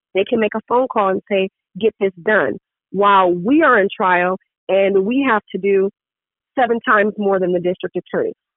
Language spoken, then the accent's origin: English; San Diego, California, United States; in San Diego, which is my hometown. I love it. Born and raised in San Diego